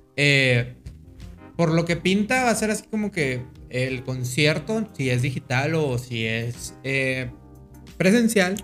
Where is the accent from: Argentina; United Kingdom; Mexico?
Mexico; decimos eso los mexicanos